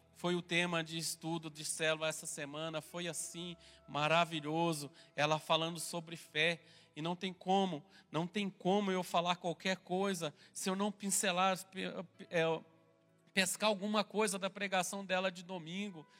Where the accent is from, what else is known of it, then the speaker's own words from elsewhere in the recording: Minas Gerais, Brazil; eu sou mineiro